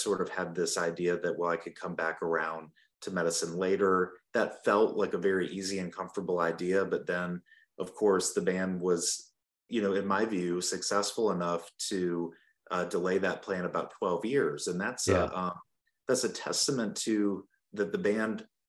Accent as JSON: {"language": "English", "town": "Burlington", "region": "North Carolina", "country": "United States", "tie": "born or raised there", "also_born_or_lived": "Charleston, South Carolina", "moved": "as an adult", "lives_now": "Spartanburg, United States", "said": "I grew up in North Carolina in Burlington, where my dad was a primary care doctor there"}